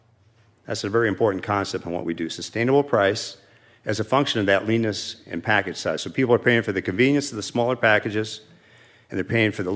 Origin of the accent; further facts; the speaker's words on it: Los Angeles, California, United States; I'm from Los Angeles.